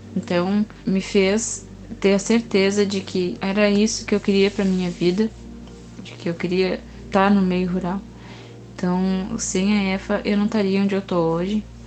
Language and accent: Portuguese; Canguçu, Rio Grande do Sul, Brazil; now in Pelotas, Brazil; sou natural de Canguçu, da zona urbana, mas hoje estou morando na zona rural de Pelotas